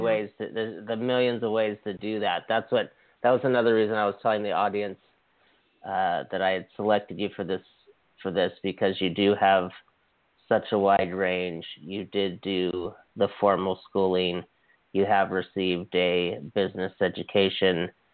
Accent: Hawaii, United States; moved away; also born or lived in Canada; I was from Hawaii

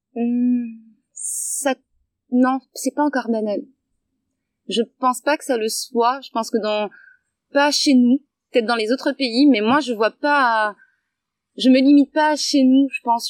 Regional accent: Guadeloupe

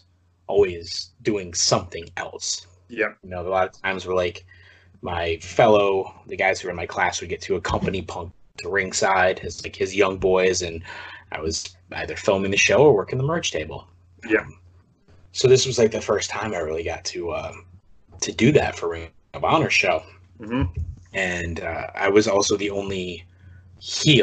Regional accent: East Lansing, Michigan, United States; moved away; also born or lived in Holt, Michigan; my hometown of East Lansing, Michigan, Holt, Michigan, that area.

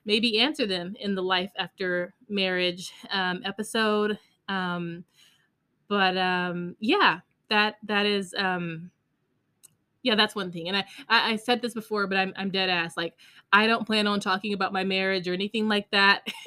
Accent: Las Vegas, Nevada, United States; now in Texas, United States; We lived in Texas and I'm from Vegas.

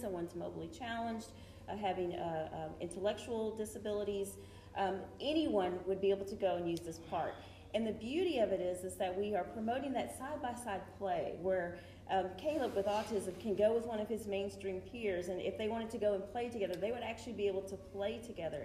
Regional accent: Coleman, Texas, United States; now in Grand Prairie, United States; I grew up in a small town in West Texas um, called Coleman

